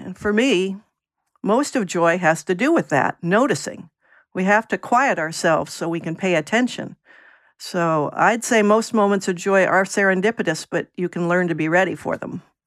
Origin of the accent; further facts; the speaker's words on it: Virginia, United States; moved away as an adult; also born or lived in New England; now in Portland, United States; I grew up in Virginia and went to college in New England